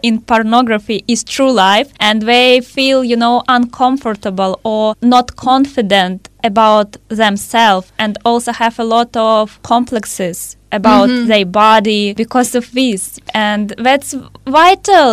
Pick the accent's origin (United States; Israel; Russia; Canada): Russia; I'm from Russia